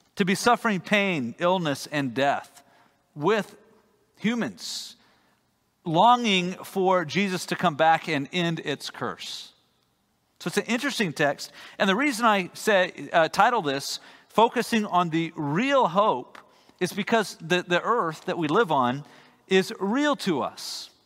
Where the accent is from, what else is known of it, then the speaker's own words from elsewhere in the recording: Texas, United States; as a Texan